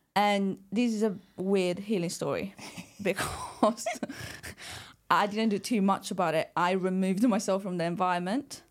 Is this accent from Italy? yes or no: yes; Italy; I was born and raised in Italy